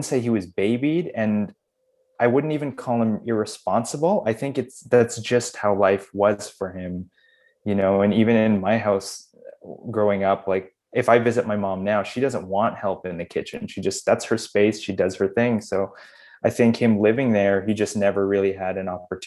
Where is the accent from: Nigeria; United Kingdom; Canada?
Canada; I was born and raised in Canada